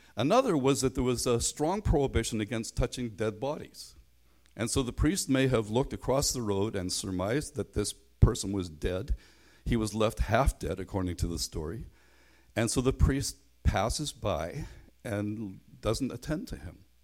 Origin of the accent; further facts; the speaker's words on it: Belfast, Northern Ireland, United Kingdom; I grew up in Belfast